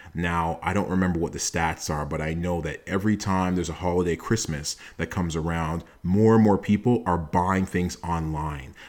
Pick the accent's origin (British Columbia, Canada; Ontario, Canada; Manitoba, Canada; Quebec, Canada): Ontario, Canada; Toronto; I am a first generation Canadian. I was born in Toronto